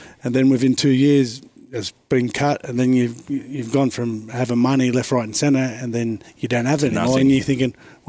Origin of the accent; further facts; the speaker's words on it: Sydney, New South Wales, Australia; I grew up in Alexandria, Redfern in the 80s, which was pretty rough and tumble.